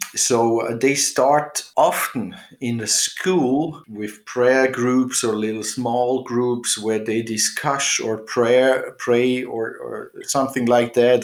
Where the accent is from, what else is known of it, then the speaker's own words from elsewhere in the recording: Switzerland; now in Austria; I'm living here in Austria more than 30 years now. Um, I grew up in Switzerland actually, but uh, somehow I landed up in Austria.